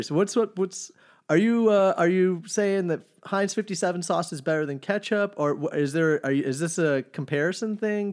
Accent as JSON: {"language": "English", "town": "Farmers Branch", "region": "Texas", "country": "United States", "tie": "born or raised there", "lives_now": "Austin, United States", "said": "I was born in Dallas, but I've been in Austin for fifteen, almost sixteen"}